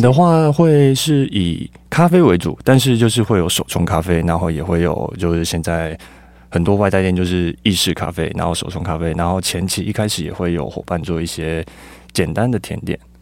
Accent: Tainan, Taiwan; also born or lived in Taipei; now in Tucheng, Taiwan; 我，我自己是在台南长大，嗯。诶，出生，然后算生活一段时间之后才搬来北部

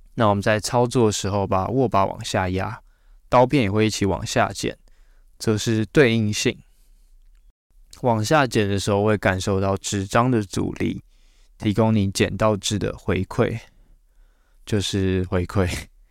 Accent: Taiwan; 我们台湾人

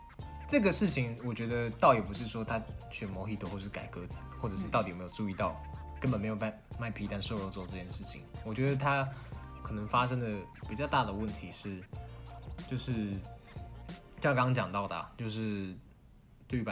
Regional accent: Kaohsiung, Taiwan; 我们都是高雄人

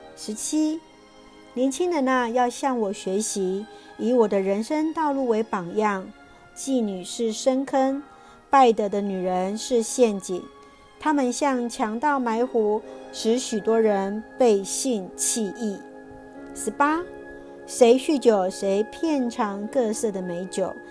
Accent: Taiwan; 谢谢主爱我们台湾，

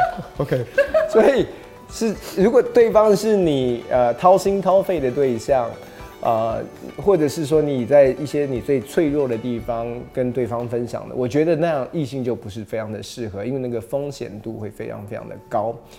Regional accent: United States; now in Taiwan; 我是在美国长大的，所以其实这种肢体的接触跟拥抱，其实在我所熟悉的文化里面是非常非常习惯的

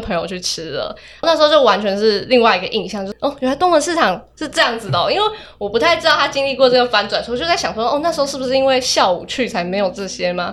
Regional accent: Hualien County, Taiwan; moved away as an adult; also born or lived in Hsinchu; 因为我是花莲人

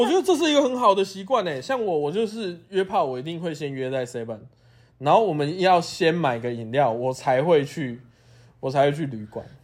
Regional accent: Taiwan; 我是台湾人嘛

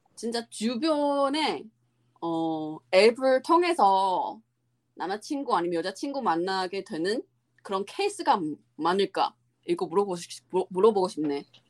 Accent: Taiwan; Korean is a second language; moved away; 우리나라 그 대만

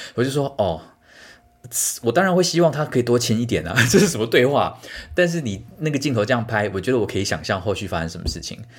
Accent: Tainan, Taiwan; 你台南人？对啊

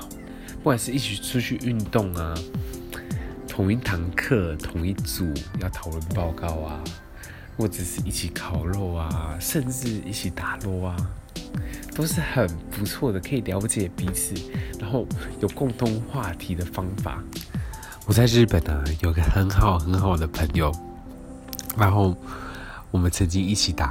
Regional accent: Taiwan; 可对我们台湾人来来讲，说，哎，足球好像并不是一个那么热门的事情。

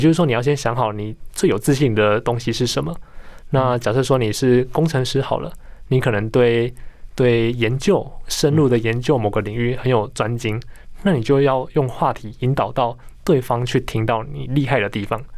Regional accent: Tainan, Taiwan; 因为我是台南人

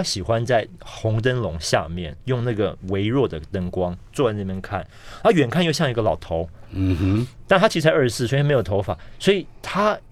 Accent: Taiwan; moved away as an adult; also born or lived in Beijing; 因为我们是台湾人

